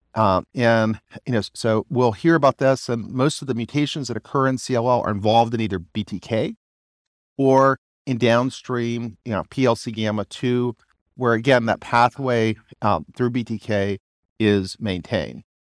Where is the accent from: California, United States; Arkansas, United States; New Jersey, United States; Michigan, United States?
Arkansas, United States; I'm also from Arkansas where we think about things simply